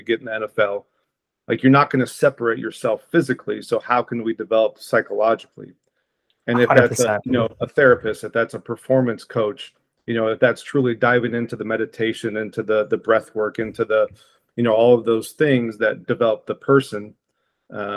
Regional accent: Portland, Oregon, United States; also born or lived in Idaho; from Portland, Oregon originally

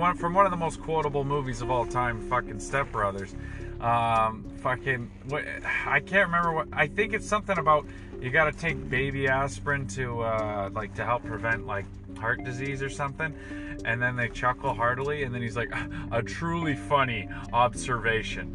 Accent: Toronto, Ontario, Canada; I'm from the West End

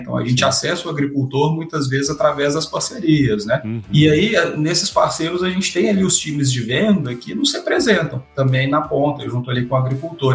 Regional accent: Carmo da Mata, Minas Gerais, Brazil; accent: mineiro; now in Campinas, Brazil; eu sou mineiro, de uma cidade muito bonita, né, lá no interior de Minas, que se chama Carmo da Mata

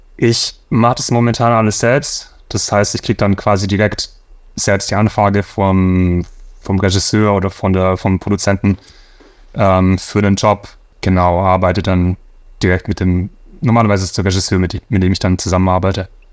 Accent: Swabia, Baden-Württemberg, Germany; moved away as an adult; now in Los Angeles, United States; Für mich als Schwabe

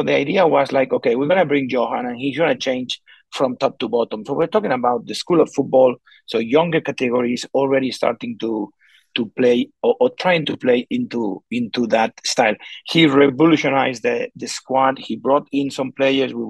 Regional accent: Barcelona, Catalonia, Spain; moved away; I left my hometown Barcelona

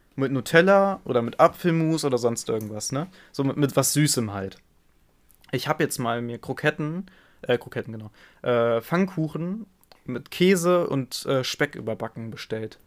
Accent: Germany; mein, mein Heimatland

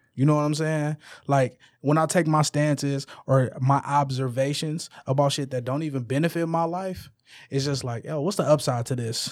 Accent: Detroit, Michigan, United States; I'm from the west side of Detroit. I'm from Puritan, between Illinois and Wyoming

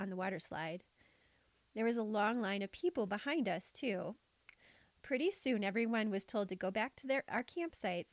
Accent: Wisconsin, United States; For my family, we're from Wisconsin

